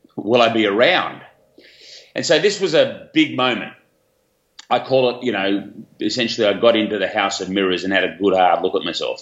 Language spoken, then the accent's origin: English; Australia; high school down here in Australia, as you can probably tell where I'm from with my accent.